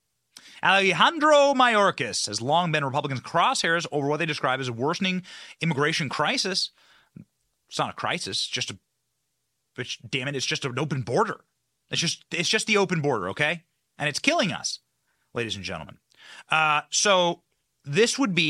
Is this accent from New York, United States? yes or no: no; Iowa, United States; my home state of Iowa